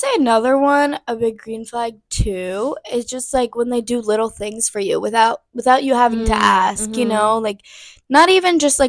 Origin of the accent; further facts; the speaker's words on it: Philadelphia, Pennsylvania, United States; moved away as an adult; now in West Chester, United States; I was born and raised in Philadelphia. And now I'm at Westchester.